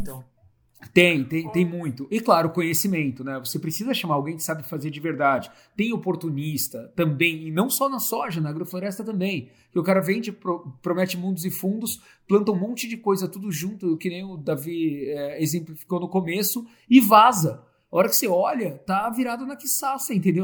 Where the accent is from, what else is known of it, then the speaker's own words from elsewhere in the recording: Santo André, São Paulo, Brazil; moved away as an adult; also born or lived in Curitiba / Europe / Laos / Africa; Eu sou de Santo André, é, estudei em Curitiba, é, estudei na Europa depois